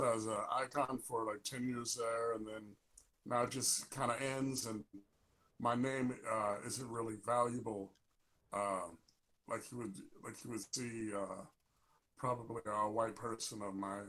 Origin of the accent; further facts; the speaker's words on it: Chicago, Illinois, United States; I'm from Chicago